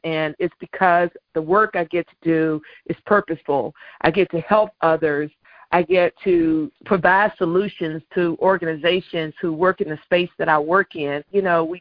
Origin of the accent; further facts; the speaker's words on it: the South, United States; we're both from the South